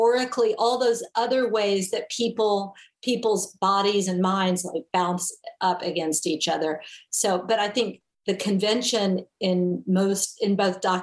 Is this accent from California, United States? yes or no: no; Memphis, Tennessee, United States; first language English; moved away; I grew up in Memphis, Tennessee.